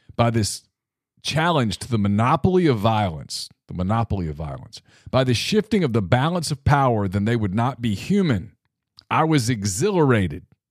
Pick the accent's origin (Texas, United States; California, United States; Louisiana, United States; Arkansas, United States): Louisiana, United States; my home state of Louisiana, And look, we in Louisiana almost take pride in how corrupt our politicians are